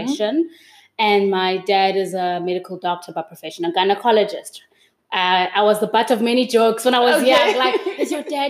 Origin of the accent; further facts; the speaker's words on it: Pretoria, Gauteng, South Africa; also born or lived in Durban / Port Elizabeth; I grew up in Durban, I grew up in PE, and then we made another move to Pretoria. So at around 11 years old, we moved up to Pretoria. I grew up in Pretoria. I went to high school there.